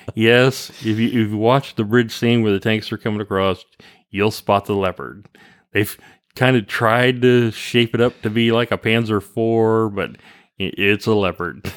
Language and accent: English; Kansas, United States; we're kinda hicks from the Kansas